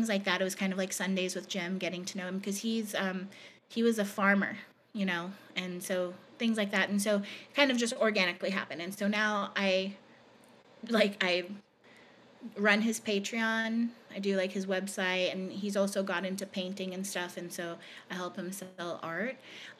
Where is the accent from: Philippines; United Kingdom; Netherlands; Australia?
Philippines; So he had been to the island where I grew up in the Philippines.